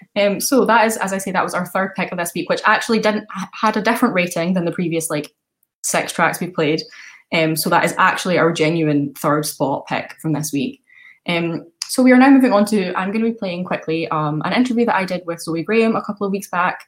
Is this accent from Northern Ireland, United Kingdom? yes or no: no; Scotland, United Kingdom; now in Edinburgh, United Kingdom; i'm from scotland as well um and I think like moving away from home is something that's like had quite a big impact on me. I've moved from like the west coast to the east coast